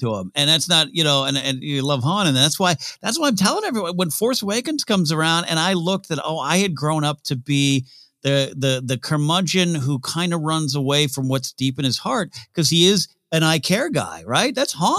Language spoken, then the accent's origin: English; Central Coast of California, United States; I grew up in Central Coast of California, which, uh, you know, close to L A, close to San Francisco